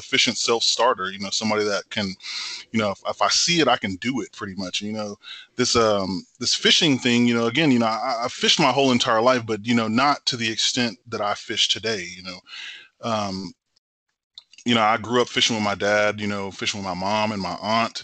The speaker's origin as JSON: {"language": "English", "town": "Temple", "region": "Texas", "country": "United States", "tie": "born or raised there"}